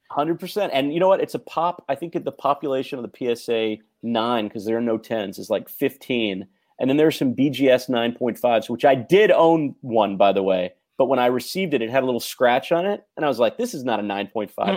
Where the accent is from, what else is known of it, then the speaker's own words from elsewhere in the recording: Mississippi, United States; also born or lived in Tennessee; I was a Jewish kid growing up in Mississippi and Tennessee.